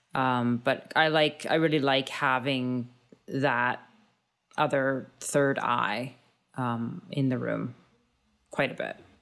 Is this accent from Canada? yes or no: yes; Thunder Bay, Ontario, Canada; I grew up in Thunder Bay